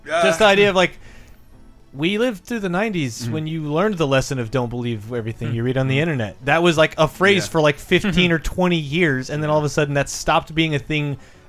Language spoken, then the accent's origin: English; Midwest, United States